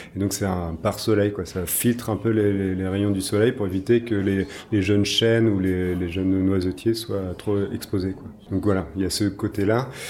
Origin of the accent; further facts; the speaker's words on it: Brittany, France; moved away as an adult; also born or lived in New Zealand / Charleroi; je viens de Bretagne, donc euh, j'ai fait mes études en Bretagne